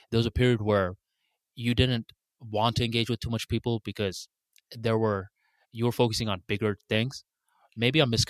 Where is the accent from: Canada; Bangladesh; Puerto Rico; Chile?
Bangladesh; English is a second language; moved away; I moved from Bangladesh to a new country and I used to get mocked for my accent a lot.